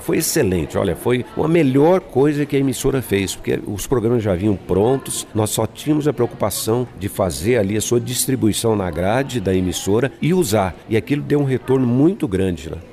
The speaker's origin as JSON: {"language": "Portuguese", "region": "São Paulo", "country": "Brazil", "tie": "born or raised there", "also_born_or_lived": "Goiás", "moved": "as an adult", "said": "eu sou paulistano, né? Nasci na cidade de São Paulo. E eu, e, e eu morava na periferia"}